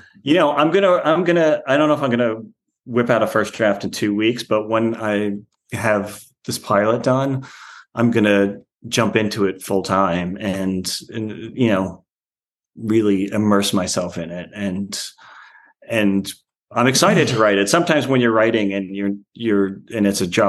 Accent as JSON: {"language": "English", "area": "Long Island", "region": "New York", "country": "United States", "said": "I'm from Long Island. Yeah, I'm from Long Island. It's hard for me to imagine anywhere else to live because New York is home"}